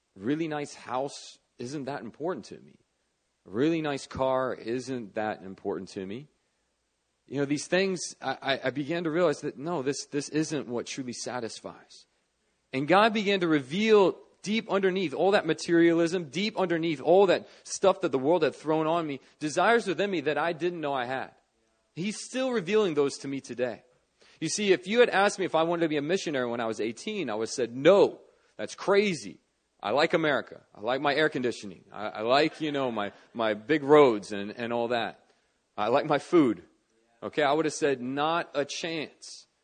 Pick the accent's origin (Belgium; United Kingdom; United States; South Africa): United States; Northern Virginia; moved away as an adult; now in Seoul, South Korea; I grew up in Northern Virginia